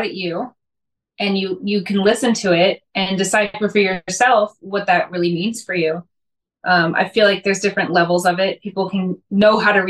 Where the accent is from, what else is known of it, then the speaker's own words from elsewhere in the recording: St. Louis, Missouri, United States; I am from St. Louis, Missouri.